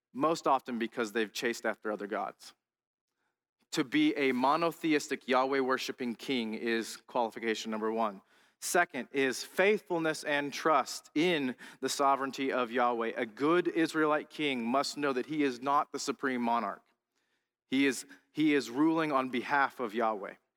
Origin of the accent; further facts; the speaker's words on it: United States; as an American